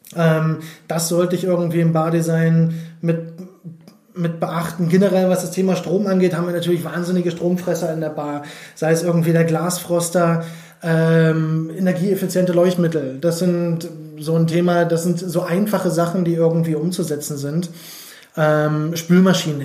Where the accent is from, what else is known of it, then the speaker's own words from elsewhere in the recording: Berlin, Germany; also born or lived in Switzerland; ich bin ansässig in Berlin, äh, bin geboren in Berlin, beziehungsweise kurz vor Berlin